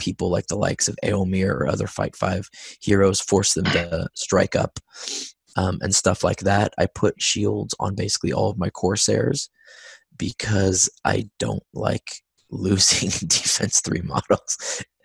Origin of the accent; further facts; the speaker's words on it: United States; I'm American